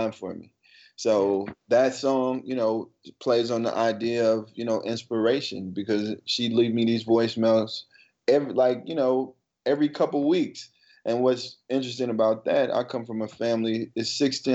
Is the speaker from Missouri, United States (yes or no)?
yes; Ferguson, Missouri, United States; now in New York City, United States; growing up in Ferguson, you know, not necessarily growing up in Ferguson, coming from Ferguson